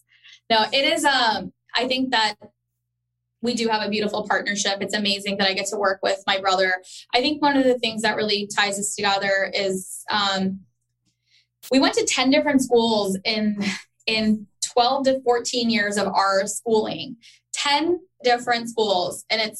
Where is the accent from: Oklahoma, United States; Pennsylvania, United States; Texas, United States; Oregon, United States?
Texas, United States; Dallas; also born or lived in Chicago, United States / Karachi, Pakistan / Orlando, United States; I was born in Chicago. Sal was raised in, he was born in Dallas, and we grew up in Dallas, but we lived in Karachi.